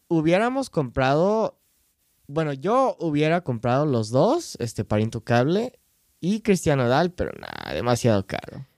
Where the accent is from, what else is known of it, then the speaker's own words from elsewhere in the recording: United States; Spanish is a second language; soy gringo